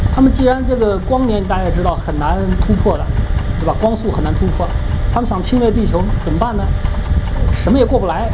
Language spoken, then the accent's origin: Chinese; China; 因为我是中国人，虽然我没经历过那个十年动乱，但是我感受得到这种历史纠结